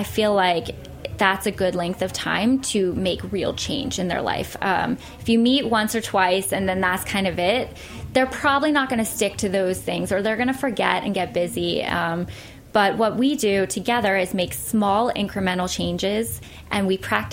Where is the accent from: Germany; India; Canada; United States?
United States; Pittsburgh, Pennsylvania; now in New York, United States; Pittsburgh, which is my hometown